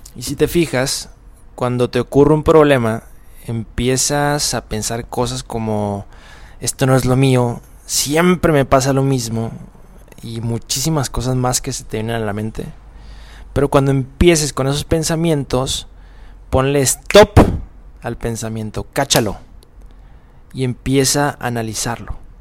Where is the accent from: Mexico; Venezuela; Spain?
Mexico; moved away; soy mexicano, pobre de mí, eh, estoy en otro país